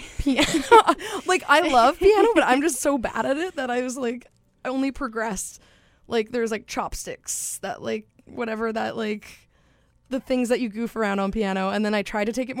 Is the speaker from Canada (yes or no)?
yes; Stonewall, Manitoba, Canada; I grew up in Stonewall, so only, like, 30 minutes away